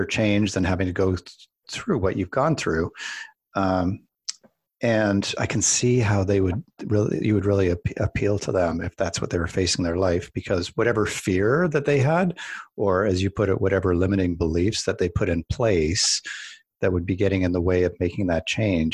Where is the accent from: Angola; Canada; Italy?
Canada; Calgary, Alberta; I grew up in Calgary